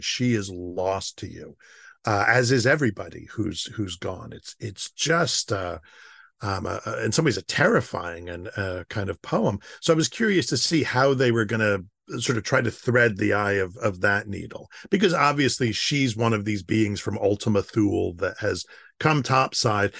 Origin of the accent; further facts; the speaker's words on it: United States; I'm an American.